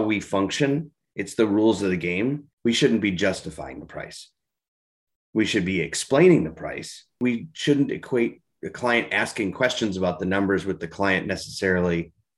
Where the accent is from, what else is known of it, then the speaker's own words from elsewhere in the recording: Minnesota, United States; being a Minnesotan